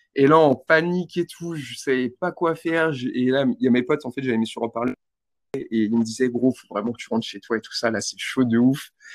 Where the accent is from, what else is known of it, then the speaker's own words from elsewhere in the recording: Val-de-Marne, south of Paris, Île-de-France, France; moved away as an adult; now in New Zealand; Je vis dans le 94, du coup, c'est au sud de Paris. J'étais chez mon père avant de partir. Et bah, je suis je suis français